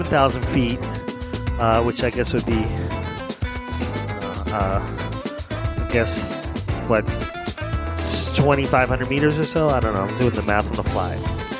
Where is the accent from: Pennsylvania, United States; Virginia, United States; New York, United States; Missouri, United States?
Pennsylvania, United States; Philadelphia; Philadelphia, my hometown